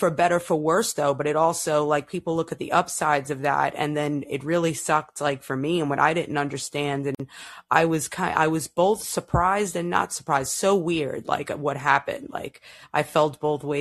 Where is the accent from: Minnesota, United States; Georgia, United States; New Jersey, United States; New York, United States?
New York, United States; New York City; now in Florida, United States; I was born and raised in Brooklyn and moved here a long time ago